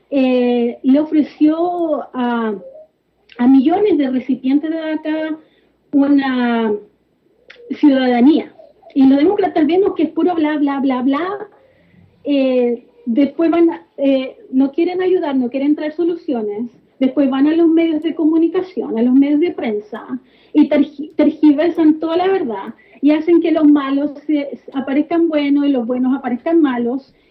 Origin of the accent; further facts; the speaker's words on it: Chile; now in United States; Nací y crecí en Chile.